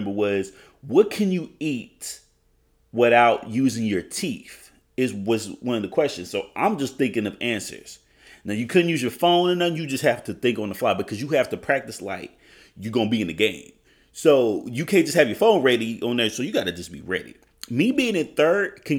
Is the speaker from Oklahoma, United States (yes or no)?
yes; Oklahoma, United States; I'm from Oklahoma.